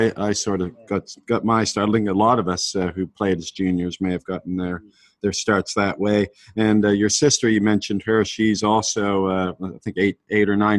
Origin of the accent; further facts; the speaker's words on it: Canada; I'm Canadian